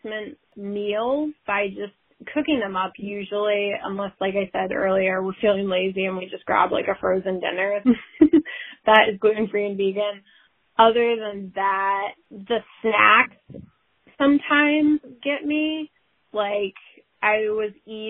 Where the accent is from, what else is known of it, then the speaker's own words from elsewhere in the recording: New England, United States; also born or lived in Columbus, Ohio; now in New Hampshire, United States; growing up in New England, I've always had great access to local, organic, sustainable farms in Connecticut, up here in New Hampshire especially